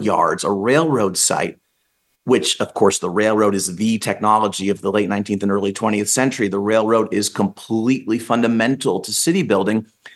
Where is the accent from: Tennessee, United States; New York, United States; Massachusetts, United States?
Massachusetts, United States; Newton; I grew up in Newton, Massachusetts. I grew up taking the Green Line, the D train.